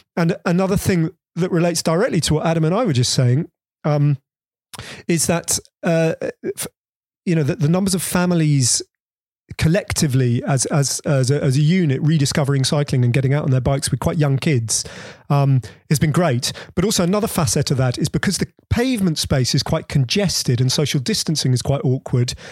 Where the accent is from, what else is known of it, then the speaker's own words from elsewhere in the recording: Bedford, East of England, United Kingdom; we had a little backyard where I grew up in Bedford